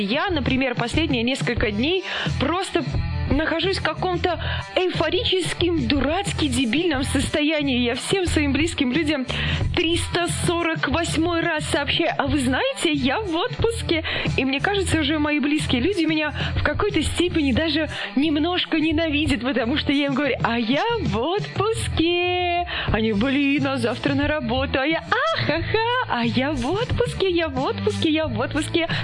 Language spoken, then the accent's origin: Russian; Belarus; мы сами из Беларуси